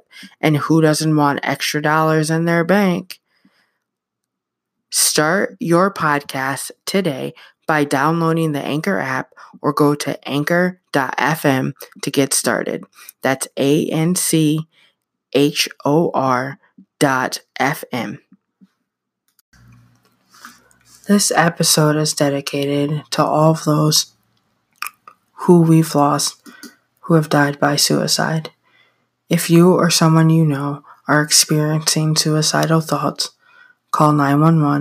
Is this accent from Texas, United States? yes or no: no; upstate New York, United States; I went to a memorial service for someone in my hometown. I'm from a small town in upstate New York where everyone knows and or is related to everyone.